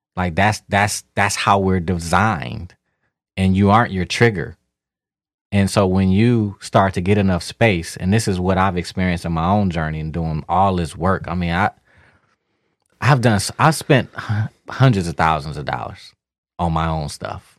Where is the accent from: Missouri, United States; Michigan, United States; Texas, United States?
Michigan, United States; Detroit; moved away; also born or lived in Miami; growing up in Detroit, as a black man